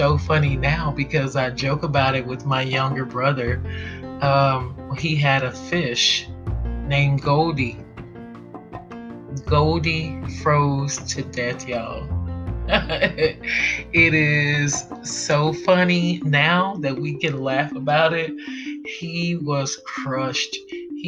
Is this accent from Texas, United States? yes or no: yes; Texas, United States; I'm from the South. I'm from Texas.